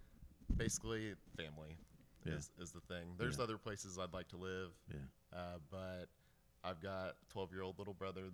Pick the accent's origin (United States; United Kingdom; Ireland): United States; Kansas City, Missouri; also born or lived in Overland Park, Kansas; Yeah, so I'm a Northlander here in Kansas City. So I was born in Overland Park, but then raised in not North Kansas City, but like Berry Road area.